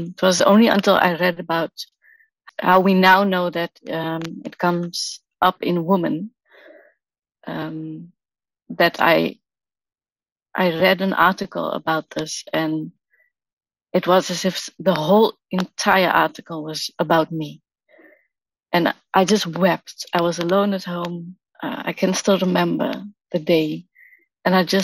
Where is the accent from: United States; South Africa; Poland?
South Africa; now in Amsterdam, Netherlands; I live in the Netherlands in Amsterdam. I'm originally from South Africa. I was born there